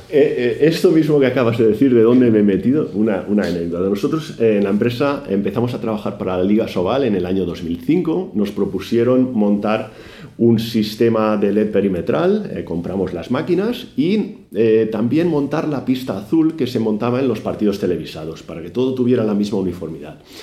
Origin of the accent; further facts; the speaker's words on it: Badalona, Catalonia, Spain; yo soy de Badalona, tuve la suerte de nacer en la ciudad que ama el baloncesto